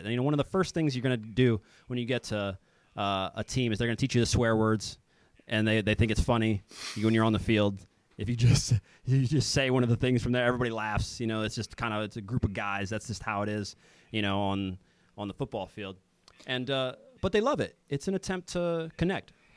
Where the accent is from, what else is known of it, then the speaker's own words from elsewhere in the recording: Kansas City, United States; moved away as an adult; also born or lived in Denmark / Finland / Croatia / Serbia; now in Sweden; I'm from Kansas City. I, I grew up uh, there